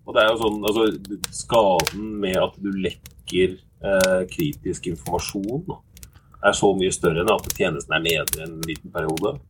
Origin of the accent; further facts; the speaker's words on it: Oslo, Norway; Jeg vokste opp på Oslo øst